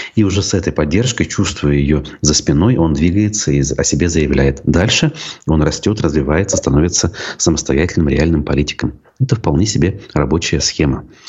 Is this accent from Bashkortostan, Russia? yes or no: yes; Baltachevsky District, Bashkortostan, Russia; в Болтачевском районе Башкортостана, у меня на родине